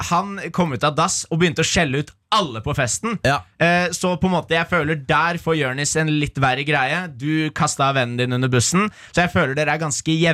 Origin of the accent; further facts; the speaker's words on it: Oslo, Norway; Nå er jeg i Oslo. Er du opprinnelig fra Oslo, eller er du fra andre steder? Jeg er fra Oslo, ja.